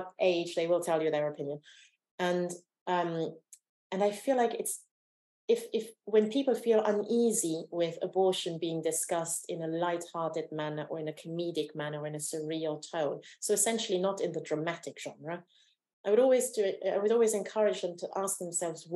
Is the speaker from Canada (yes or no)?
no; Romania; moved away; I was born in Romania during the communist dictatorship